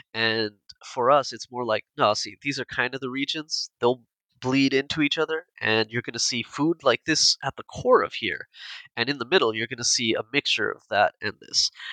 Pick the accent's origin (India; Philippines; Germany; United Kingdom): India; we're all Indian